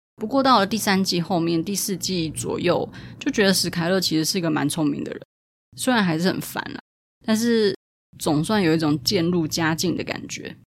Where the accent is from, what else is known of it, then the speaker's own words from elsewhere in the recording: Taipei, Taiwan; 像我自己本身是台北人，但是我住在木柵